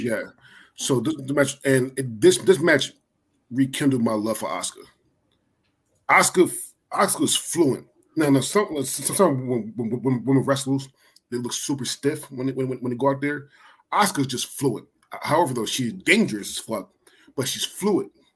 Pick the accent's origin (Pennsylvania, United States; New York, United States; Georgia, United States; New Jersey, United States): Pennsylvania, United States; Philadelphia; I'm from Philly